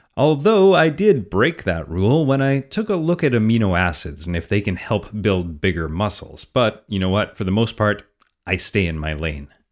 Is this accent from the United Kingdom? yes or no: no; Canada; I'm Canadian